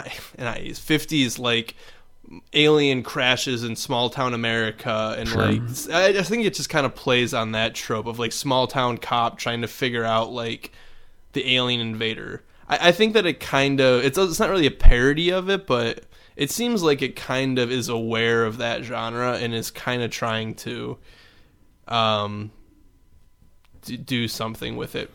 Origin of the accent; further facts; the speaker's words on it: Midwest, United States; accent: Midwestern; our Midwestern accents sounded like Canadians.